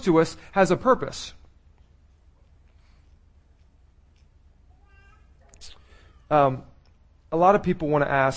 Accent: Maryland, United States; I was born in Maryland

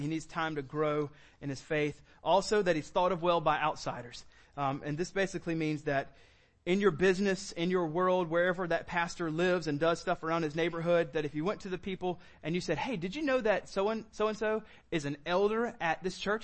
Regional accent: United States; we're an American

